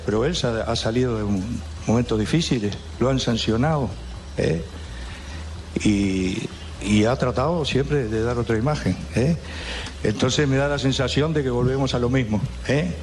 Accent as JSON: {"language": "Spanish", "country": "Uruguay", "said": "nuestro sentir como uruguayos"}